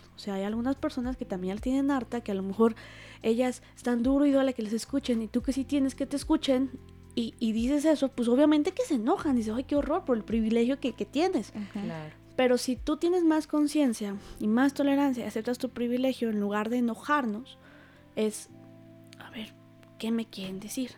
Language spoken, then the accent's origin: Spanish; Huauchinango, Puebla, Mexico; yo soy originaria de un pueblito, la sierra norte de Puebla, se llama Chinango